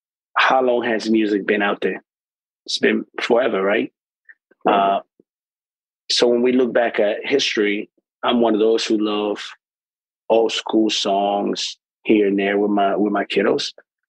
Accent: El Salvador; now in Washington, DC, United States; I grew up back home in El Salvador

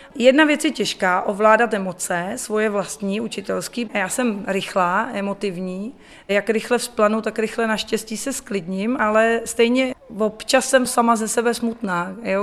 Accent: Czechia; also born or lived in England; vrátila jsem se domů jako sebevědomá Češka

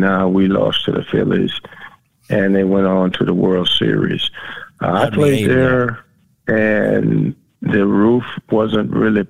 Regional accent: Miami, Florida, United States; growing up in South Florida, in Miami, I was always used to extreme warm temperatures.

